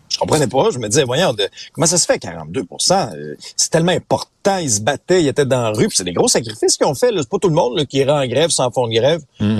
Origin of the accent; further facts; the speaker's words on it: Abitibi, Quebec, Canada; moved away; moi j'ai grandi en Abitibi.